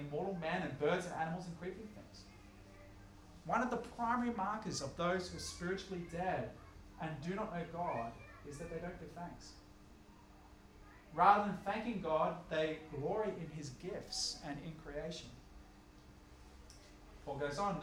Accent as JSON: {"language": "English", "country": "Australia", "also_born_or_lived": "Upper North Shore, Sydney", "said": "living where I live in wealthy Upper North Shore Sydney, or even by virtue of being Australian"}